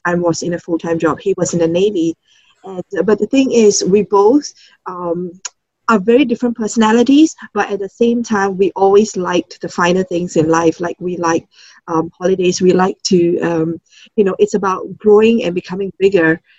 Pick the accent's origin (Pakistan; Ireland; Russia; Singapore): Singapore; I'm from Singapore, born and um, grew up all in Singapore